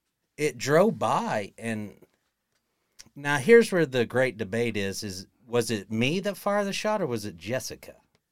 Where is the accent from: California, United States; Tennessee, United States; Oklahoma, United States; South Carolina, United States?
Oklahoma, United States; Perkins; Perkins, Oklahoma.